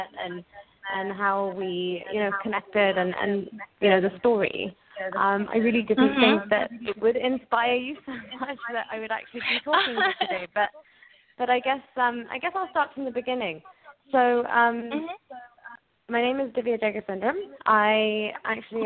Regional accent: Oxford, South East England, United Kingdom; I was born and brought up in England, in Oxford, England

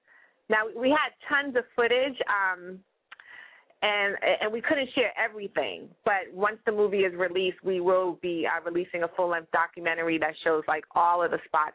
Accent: Boston, Massachusetts, United States; growing up in Boston

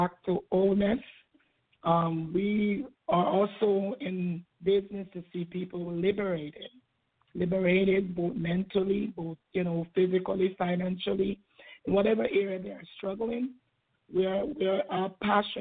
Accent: Jamaica; born or raised there; now in United States

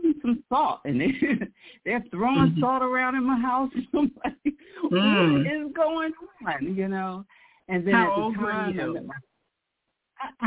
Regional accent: Philadelphia, Pennsylvania, United States; I grew up in Philadelphia

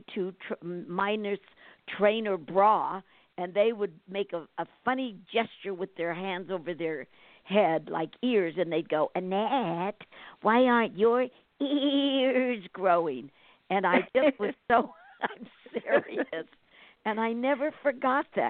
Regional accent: California, United States; also born or lived in New Brunswick, New Jersey; I came here when I was 5. My parents, well, I was born in New Jersey, and we migrated to California, and I've been here ever since.

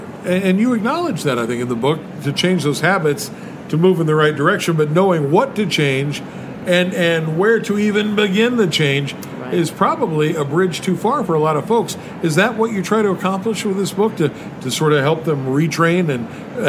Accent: Appalachian Mountains, United States; I grew up in the Appalachian Mountains where it was deep fried everything.

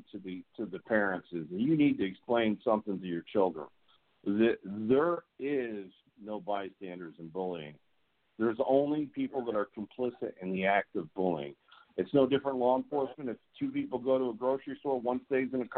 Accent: the South, United States; we do in the South

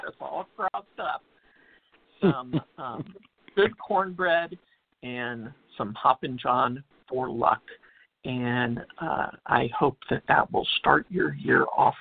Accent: Texas, United States; I'm from Texas where it's black-eyed peas

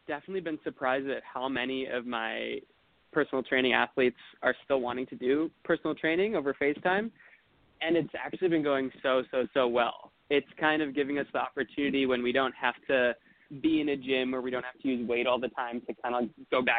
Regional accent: Appleton, Wisconsin, United States; I grew up in Appleton, Wisconsin.

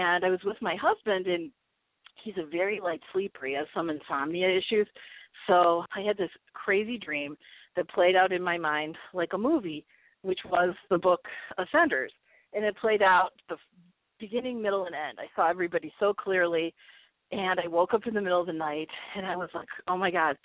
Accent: Chicago, Illinois, United States; also born or lived in Arizona / New York / Las Vegas, Nevada; now in Nevada, United States; I grew up in Chicago and lived in Chicago for a number of years

